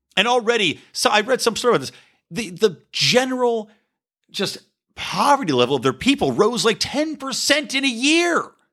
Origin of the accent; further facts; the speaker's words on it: United States; embracing a proud identity as an American